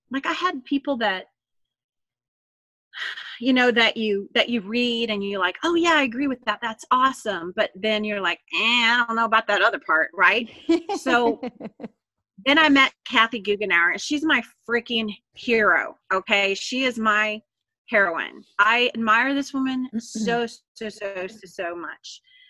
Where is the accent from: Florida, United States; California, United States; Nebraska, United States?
Florida, United States; born there; Now, I was born in Florida.